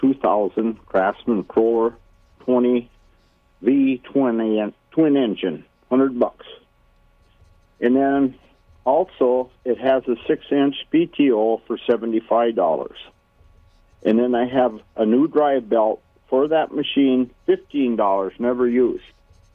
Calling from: Minnesota, United States; I'm just west of Buffalo, 8 miles or so.

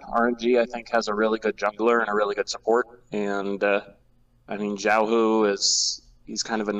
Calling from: Chicago, Illinois, United States; I am calling from Chicago, Illinois.

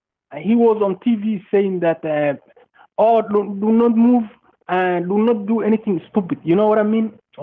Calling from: Arlington, Virginia, United States; I'm calling from Virginia. Arlington, Virginia.

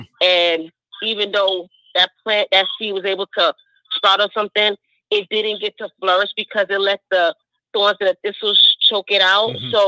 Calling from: New York City, New York, United States; calling from Brooklyn.

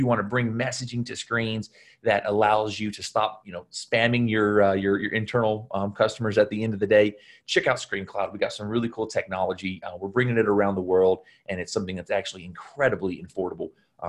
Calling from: Los Angeles, California, United States; I'm dialing in from Los Angeles today.

